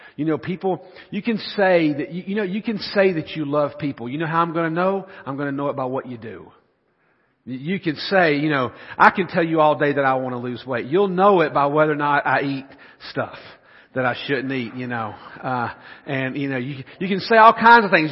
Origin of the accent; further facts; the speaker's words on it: the South, United States; I'm from the South.